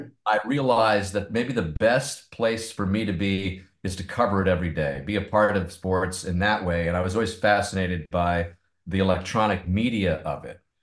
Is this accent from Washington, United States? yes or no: no; Tucson, Arizona, United States; growing up in Tucson